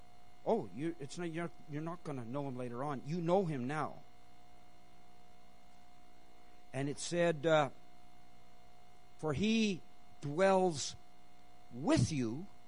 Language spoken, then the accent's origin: English; Canada; also born or lived in India; Technically, I'm Canadian. I was born in India, and I've lived in several different countries.